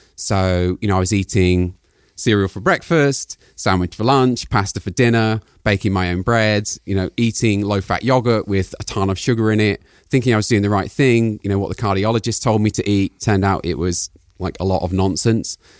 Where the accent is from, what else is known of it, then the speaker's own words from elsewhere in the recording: United Kingdom; moved away as an adult; also born or lived in Palo Alto; I'm British